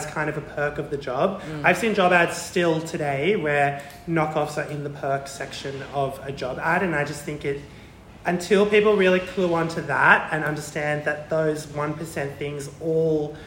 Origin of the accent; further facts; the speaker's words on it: Melbourne, Victoria, Australia; growing up in Watsonia and Greensboro, predominantly white space